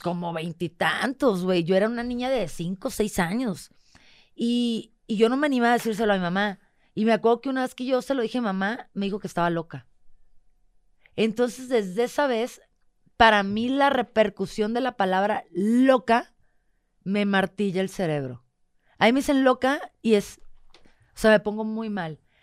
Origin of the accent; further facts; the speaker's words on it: northern Mexico, Mexico; moved away as an adult; soy norteña